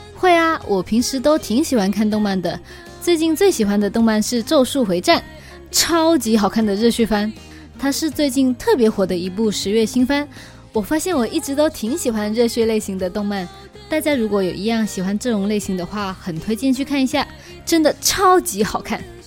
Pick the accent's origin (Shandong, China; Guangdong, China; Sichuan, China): Guangdong, China; accent: Chaoshan; 我在说日语的时候会不小心带一点我的朝上口音